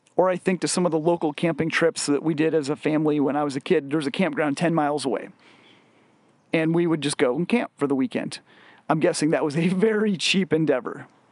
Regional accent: west of Chicago, Illinois, United States; growing up in West, uh, west of Chicago in the nineties

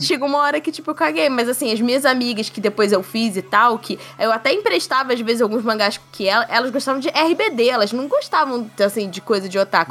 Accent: Brazil; a gente como brasileiro

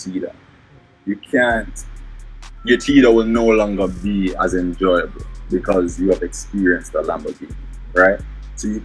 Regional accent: Kingston, Jamaica; accent: Jamaican; now in North Carolina, United States; I come from Kingston, Jamaica. Now I live in the United States. I'm in North Carolina at the moment

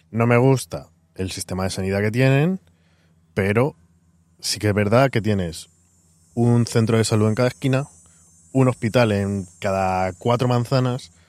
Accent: Spain; now in New York, United States; al decirle mm, de dónde soy, de España, y dónde vivís, bueno, le he dicho, llevamos tres años viviendo aquí en Nueva York.

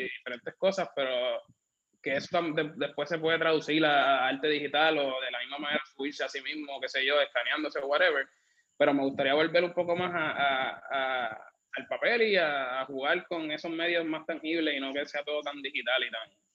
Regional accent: Bayamón, Puerto Rico; also born or lived in Caguas; now in San Juan, Puerto Rico; yo vivo en San Juan, originalmente soy de Bayamón, después me mudé a Cagua

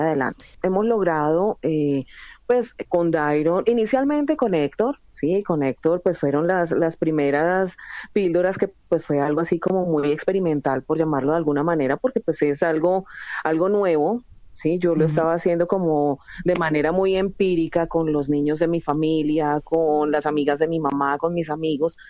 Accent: Colombia; now in Spain

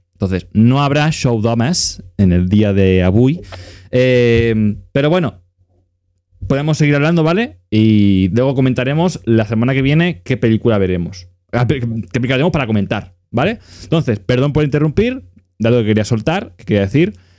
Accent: Catalonia, Spain; mi pueblo tenemos, somos el segundo pueblo con el agua más cara de toda Cataluña

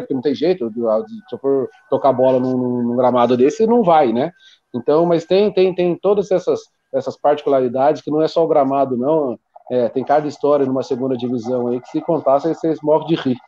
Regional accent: Taubaté, São Paulo, Brazil; eu sou de Taubaté, eu moro em Taubaté.

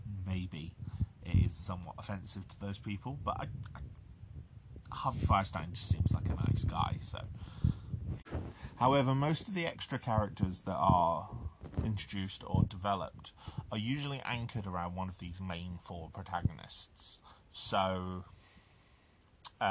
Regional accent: United Kingdom; as a Brit

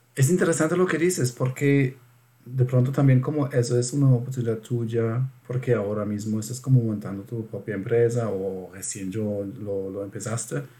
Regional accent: Germany; Spanish is a second language; yo, siendo alemán

